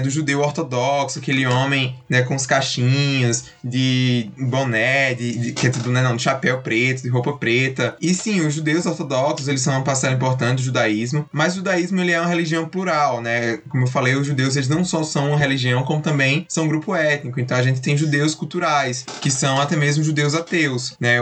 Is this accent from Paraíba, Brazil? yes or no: yes; Campina Grande, Paraíba, Brazil; eu sou de Campina Grande, Paraíba